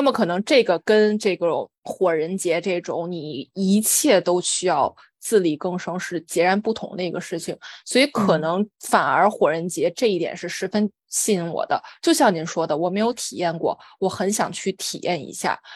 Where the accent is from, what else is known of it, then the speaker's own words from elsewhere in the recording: China; 我小时候在中国